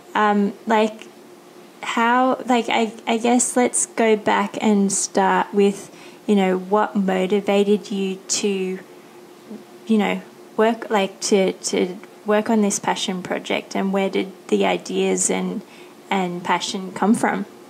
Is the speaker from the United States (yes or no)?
no; Australia; born or raised there; moved away as an adult; now in Thailand